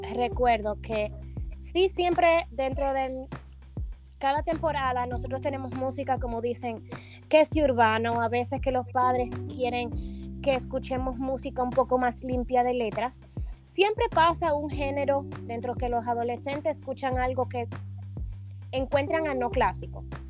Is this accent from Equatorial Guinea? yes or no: no; Dominican Republic; moved away; mi tierra bella, la isla de la Quisqueya hermosa y vamos a viajar a República Dominicana